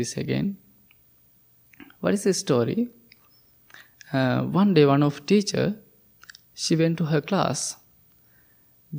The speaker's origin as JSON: {"language": "English", "country": "Sri Lanka", "second_language": "English", "moved": "as an adult", "said": "I'm originally from Sri Lanka"}